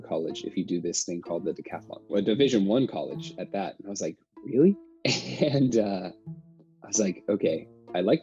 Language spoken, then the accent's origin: English; La Pine, Oregon, United States; I really liked growing up in Oregon. You know, I grew up in Lapine, Oregon